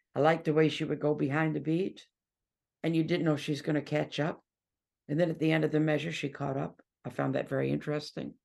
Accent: Detroit, Michigan, United States; moved away as an adult; now in England; I'm from Detroit

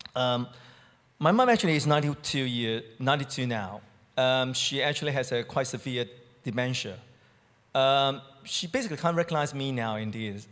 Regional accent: Hong Kong; moved away as an adult; now in United Kingdom; from Hong Kong

